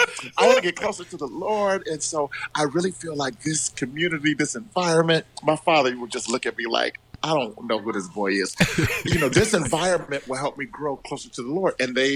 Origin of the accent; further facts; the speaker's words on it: Cleveland Heights, Ohio, United States; moved away as an adult; now in Italy; I grew up in Cleveland Heights, University Heights, you know, which is a predominantly Jewish community.